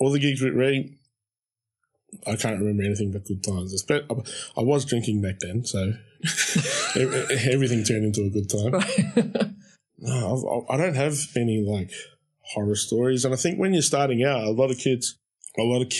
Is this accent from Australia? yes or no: yes; Shepparton, Victoria, Australia; growing up in Shepparton, it was a horrendously racist town.